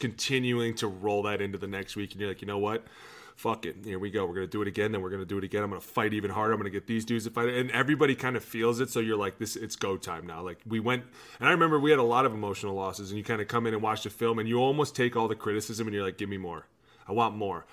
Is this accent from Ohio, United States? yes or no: yes; Cleveland, Ohio, United States; I was from Cleveland